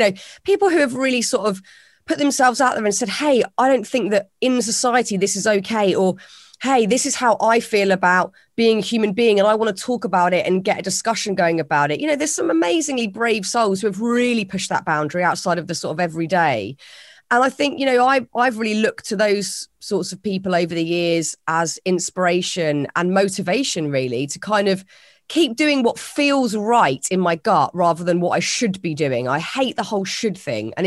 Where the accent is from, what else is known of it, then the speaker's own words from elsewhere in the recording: United Kingdom; It's a very British thing to sort of not say what we're thinking and smile and nod